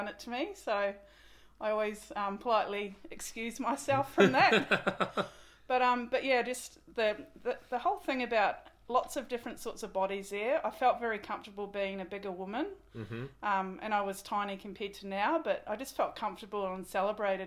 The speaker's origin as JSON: {"language": "English", "town": "Cambridge", "region": "Waikato", "country": "New Zealand", "tie": "born or raised there", "moved": "as an adult", "lives_now": "Australia", "said": "I grew up in New Zealand."}